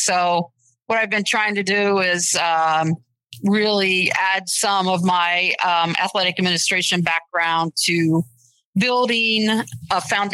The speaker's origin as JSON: {"language": "English", "town": "Springfield", "region": "Ohio", "country": "United States", "also_born_or_lived": "East Coast", "moved": "as an adult", "said": "I'm originally from Springfield, Ohio, and I've lived a lot of other places"}